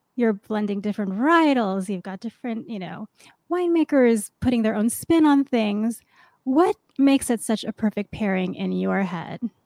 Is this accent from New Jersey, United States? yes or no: no; New York City, New York, United States; New York, my hometown